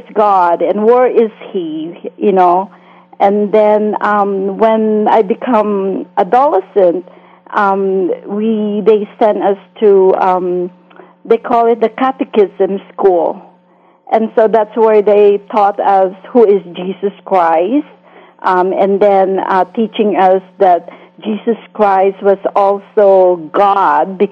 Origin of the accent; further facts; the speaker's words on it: Philippines; moved away as an adult; now in United States; I grew up in the Philippines